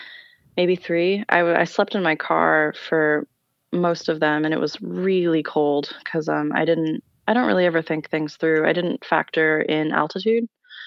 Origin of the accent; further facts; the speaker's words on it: Texas, United States; I'm from Texas.